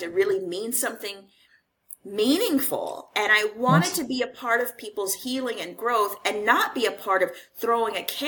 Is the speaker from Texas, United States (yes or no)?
yes; Houston, Texas, United States; moved away as an adult; also born or lived in Los Angeles; I left Houston, which is my hometown